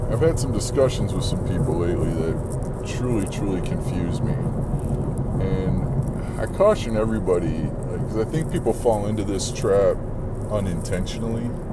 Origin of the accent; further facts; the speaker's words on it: Arizona, United States; I'm from Arizona, man. I've lived here forever